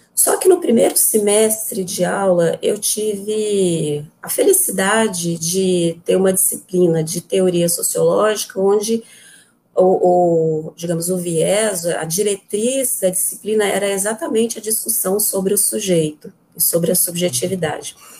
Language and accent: Portuguese; Goiânia, Goiás, Brazil; moved away as an adult; now in Porto Nacional, Brazil; Eu sou de Goiânia